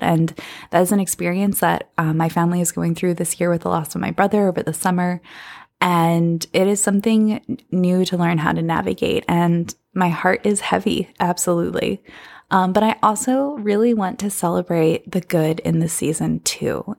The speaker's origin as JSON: {"language": "English", "area": "Bucks County", "region": "Pennsylvania", "country": "United States", "tie": "born or raised there", "moved": "yes", "said": "the Philadelphia area where I grew up in Bucks County, Pennsylvania"}